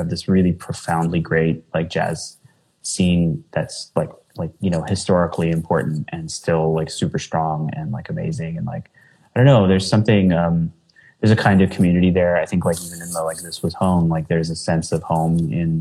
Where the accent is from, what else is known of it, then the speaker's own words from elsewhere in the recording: New Jersey, United States; moved away as an adult; also born or lived in Philadelphia / New Brunswick, New Jersey; now in Chicago, United States; I'm from New Jersey